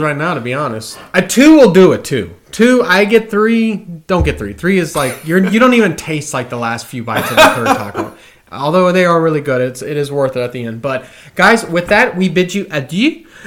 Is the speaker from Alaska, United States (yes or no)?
no; San Antonio, Texas, United States; moved away as an adult; now in Austin, United States; I'm from San Antonio